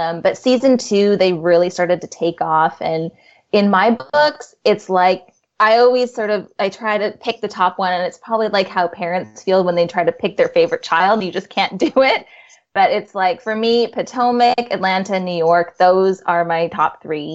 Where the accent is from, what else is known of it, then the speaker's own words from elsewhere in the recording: Vancouver, British Columbia, Canada; I am born and raised in Vancouver